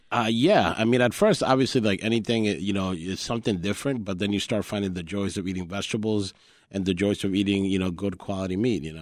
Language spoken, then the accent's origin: English; Colombia; English is a second language; also born or lived in New York; now in Chicago, United States; I was born in New York and, and my childhood was raised in Colombia. When I came to the U S, I didn't speak English